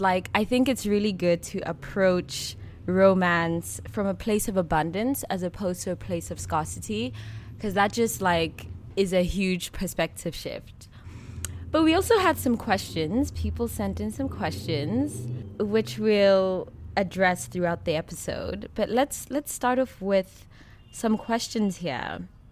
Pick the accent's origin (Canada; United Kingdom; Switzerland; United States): Switzerland; growing up in Switzerland